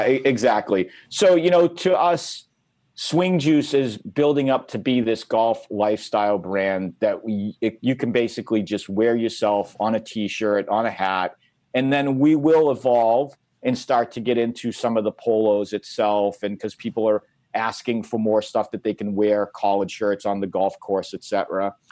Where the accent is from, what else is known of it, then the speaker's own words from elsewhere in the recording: Massachusetts, United States; my home state